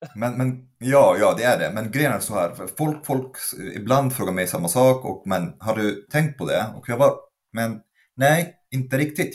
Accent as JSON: {"language": "Swedish", "country": "Egypt", "tie": "born or raised there", "moved": "as an adult", "lives_now": "Sweden", "said": "jag kommer från Egypten, born and raised"}